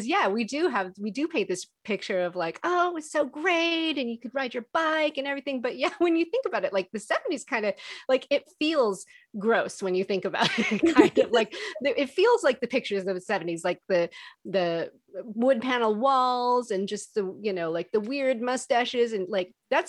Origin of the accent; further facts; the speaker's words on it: California, United States; also born or lived in North Carolina / Alabama; I did. I grew up all over the place, actually, in California. And then I was in North Carolina when I was like 4 or 5. And then when I was like 6, 7, I was in Alabama.